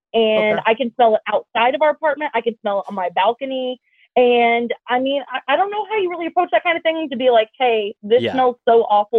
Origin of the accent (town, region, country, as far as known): Nashville, Tennessee, United States; now in Phoenix, United States